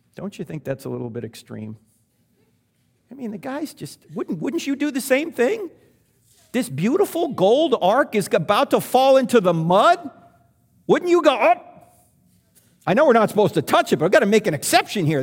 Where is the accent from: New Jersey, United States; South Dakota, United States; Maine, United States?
New Jersey, United States; I was brought up in New Jersey, so I was Catholic